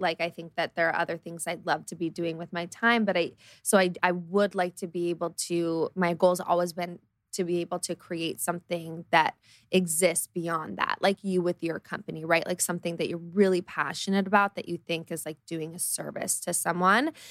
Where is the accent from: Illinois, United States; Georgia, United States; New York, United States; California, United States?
California, United States; Los Angeles; also born or lived in Colorado; I grew up in Los Angeles